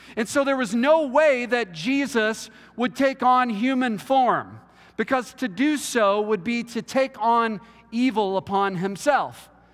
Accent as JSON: {"language": "English", "region": "Texas", "country": "United States", "said": "I'm from Texas"}